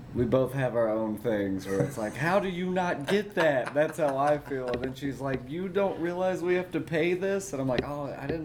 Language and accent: English; Montgomery, Alabama, United States; born or raised there; also born or lived in Columbia, Tennessee